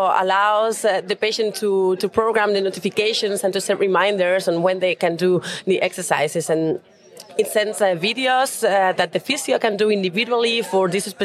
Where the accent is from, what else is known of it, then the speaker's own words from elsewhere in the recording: Spain; moved away as an adult; now in Switzerland; So originally, I'm also from Spain, but I was based in Switzerland